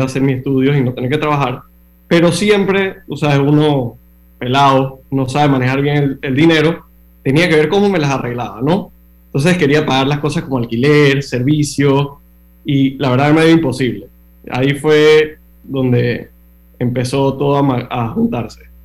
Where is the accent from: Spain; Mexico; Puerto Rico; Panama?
Panama; moved away as an adult; also born or lived in Miami, United States; nací, y crecí en Panamá